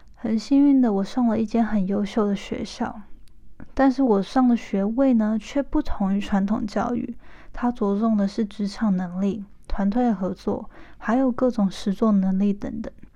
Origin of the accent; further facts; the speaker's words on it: Hualien, Hualien County, Taiwan; moved away as an adult; now in United States; 我是一个出生于台湾花莲，没错，就是那个大家都说好山好水好无聊的后山净土